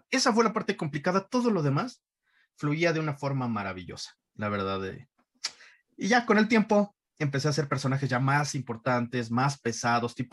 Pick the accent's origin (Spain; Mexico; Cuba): Mexico; Iztapalapa, Mexico City; Yo crecí en Iztapalapa, un barrio muy, muy rudo, un barrio muy rasposo, un barrio muy rasposo.